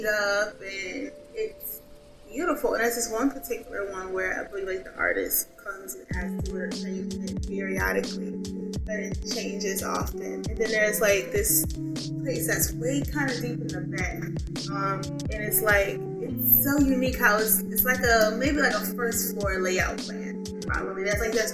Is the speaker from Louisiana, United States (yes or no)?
yes; New Orleans, Louisiana, United States; I'm from New Orleans